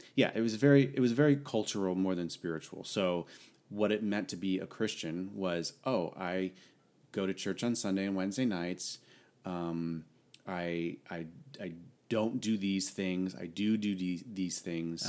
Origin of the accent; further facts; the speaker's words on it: Connecticut, United States; moved away as an adult; now in San Diego, United States; I hail from the Northeast, the lovely, small state of Connecticut